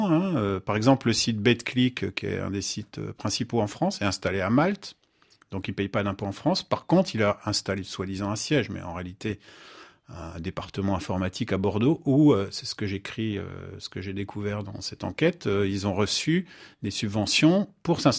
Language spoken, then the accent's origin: French; Bouaké, Vallée du Bandama, Côte d’Ivoire; Chez nous, à Côte d'Ivoire, précisément à Boaké, vraiment très compliqué.